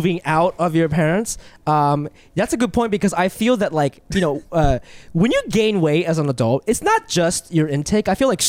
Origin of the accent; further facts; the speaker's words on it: Philippines; For context, I'm Filipino and I love my cultural foods